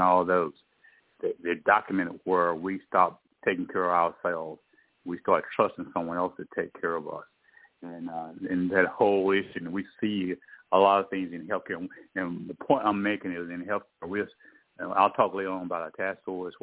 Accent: East Texas, United States; I'm born and raised in East Texas, a little small town

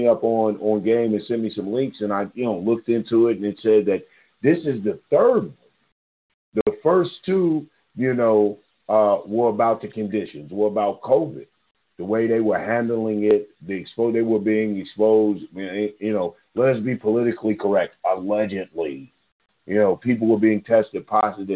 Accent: Louisville, Kentucky, United States; I'm from Louisville.

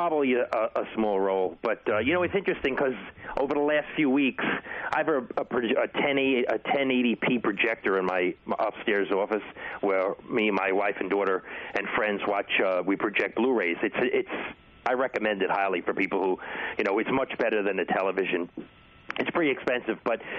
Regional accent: New York City, New York, United States; When I was 11 years old, I grew up in Brooklyn, New York.

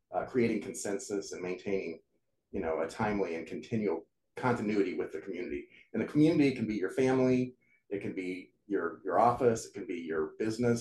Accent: United States; I'm American, I speak English

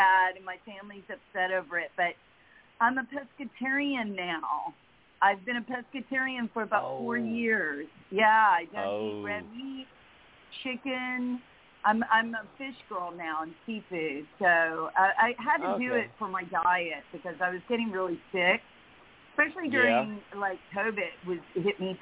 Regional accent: Memphis, Tennessee, United States; born or raised there; moved away

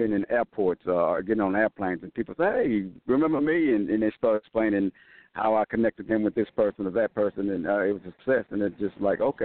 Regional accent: Texas, United States; I'm from Texas, so when I'm in California, I'm still in America

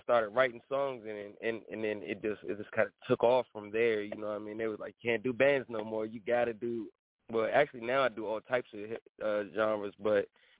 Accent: Washington, District of Columbia, United States; I'm from Washington, DC.

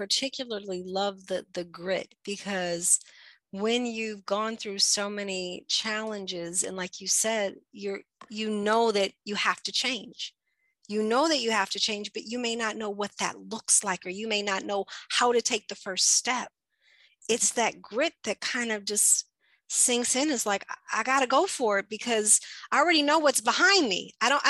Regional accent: California, United States; No, look, I'm originally from California, and then my dad's from Louisiana. So I did college there.

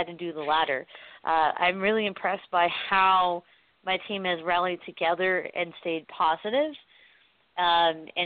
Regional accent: Portland, Oregon, United States; I'm from Portland

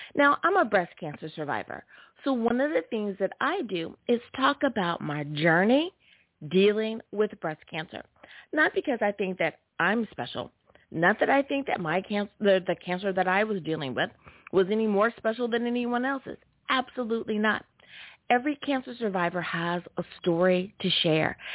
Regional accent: United States; my home country, the U.S. of A.

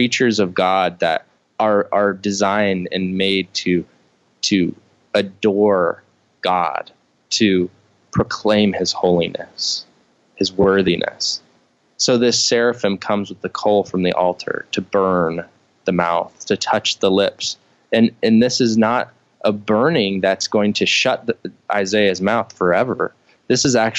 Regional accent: Midwest, United States; I grew up in the Midwest

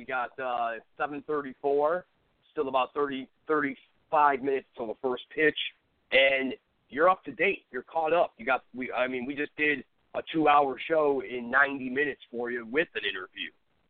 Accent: Cleveland, Ohio, United States; my hometown Cleveland Indians would win in seven.

